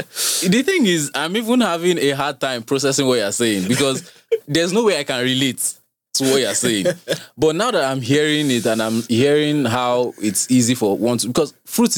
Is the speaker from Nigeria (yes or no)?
yes; Lagos, Nigeria; yes, I grew up in Lagos.